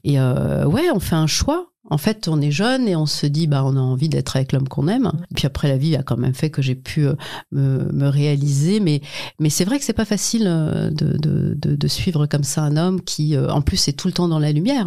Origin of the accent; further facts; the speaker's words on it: Illzach, Grand Est, France; Je viens de, de, de Mulhouse, enfin d'Ilzac, plus précisément, d'un ce qu'on va appeler d'un quartier